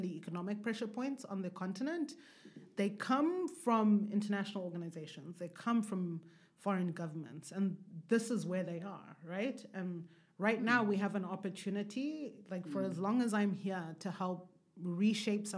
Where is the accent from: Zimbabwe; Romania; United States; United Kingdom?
Zimbabwe; moved away as an adult; also born or lived in Hwange, Zimbabwe / Marondera, Zimbabwe / Harare, Zimbabwe; as an African born and raised in Zimbabwe, living in the diaspora